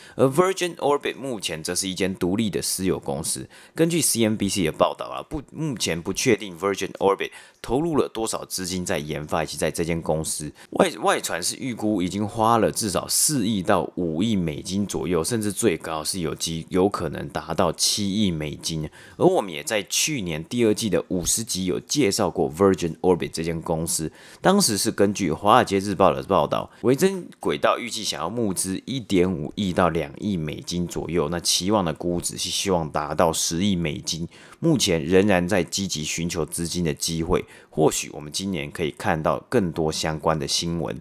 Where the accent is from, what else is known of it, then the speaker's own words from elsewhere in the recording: Taiwan; moved away; 我爸妈从台湾寄的包裹过来